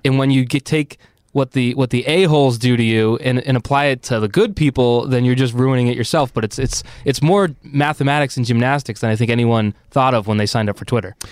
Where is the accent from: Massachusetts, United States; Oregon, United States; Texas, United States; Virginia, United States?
Massachusetts, United States; Arlington; I'm from Arlington, which growing up was just a town